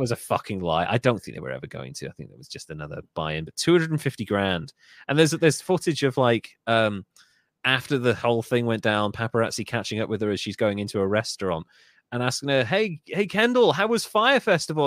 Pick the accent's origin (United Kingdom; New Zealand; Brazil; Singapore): United Kingdom; I love being British